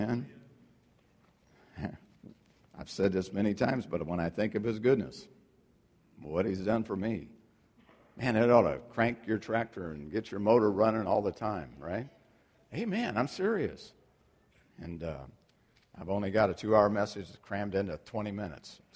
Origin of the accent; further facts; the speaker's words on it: United States; we've been so fortunate to live and be born and raised in America